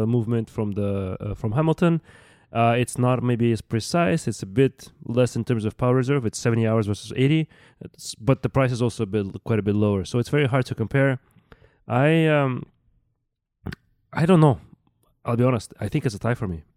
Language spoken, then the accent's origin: English; Russia; moved away; I grew up in Russia